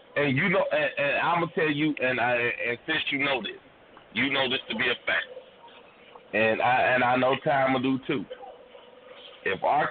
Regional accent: Gary, Indiana, United States; The majority of us on this damn show was born and raised in Gary

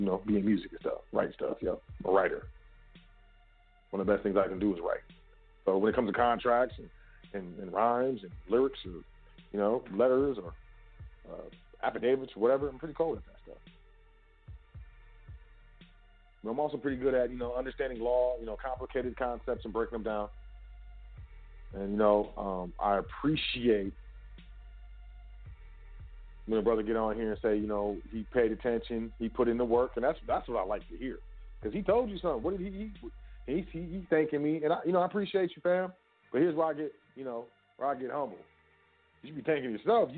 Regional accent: United States; I'm American

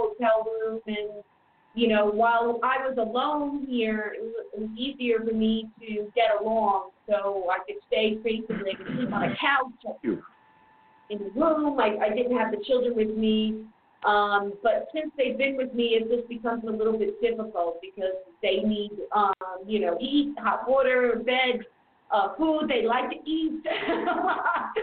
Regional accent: New York City, New York, United States; moved away as an adult; now in Germany; I'm from the same county as Donald Trump, Queens

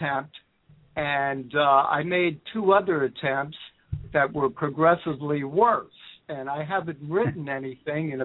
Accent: New York City, New York, United States; now in Egg Harbor City, United States; I was born and raised in the Bronx, South Bronx, and Lower East Side, Manhattan. So I spent most good portion of my life there

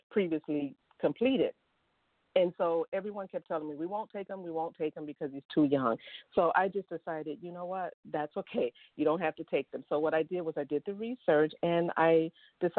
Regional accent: Chicago, Illinois, United States; I was born and raised in Chicago

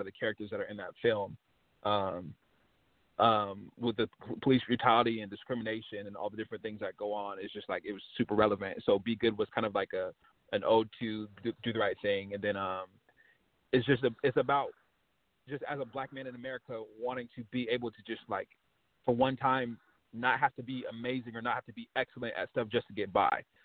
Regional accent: West Coast, United States; I was from the West Coast

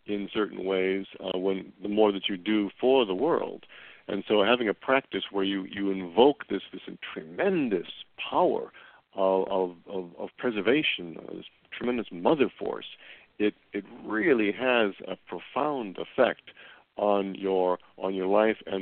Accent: Chicago, Illinois, United States; now in Los Angeles, United States; I came from the Midwest, as you know, back down in Chicago

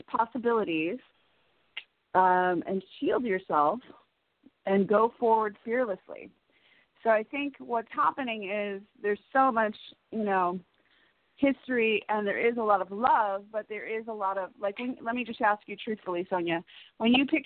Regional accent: Chicago, Illinois, United States; now in Los Angeles, United States; growing up in Chicago, there's so many Irish Americans there

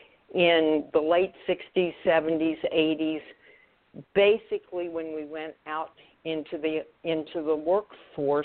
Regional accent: Oklahoma City, Oklahoma, United States; moved away as an adult; also born or lived in Florida; He was a physician in my hometown and was very close to my family. And as I was hired back to Oklahoma City from Florida

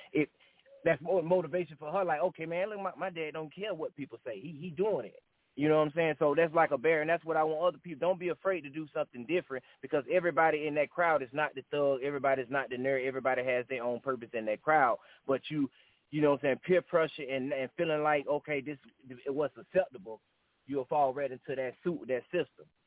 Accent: Augusta, Georgia, United States; I'm from Augusta, Georgia, Richmond County

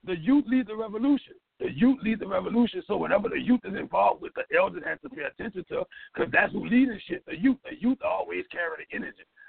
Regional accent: Louisiana, United States; coming from Louisiana, we get education last.

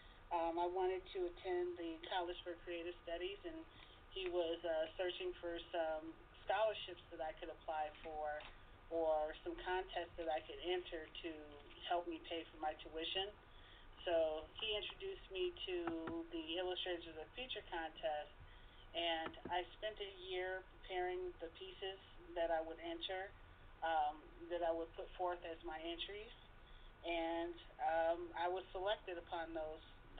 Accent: Detroit, Michigan, United States; born and raised in Detroit, still here

